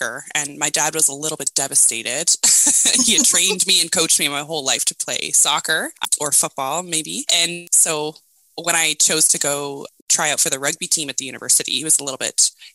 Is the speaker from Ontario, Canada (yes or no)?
no; Nova Scotia, Canada; I'm from Nova Scotia. I grew up here in Canada and in a small town, but now I live in Halifax, Nova Scotia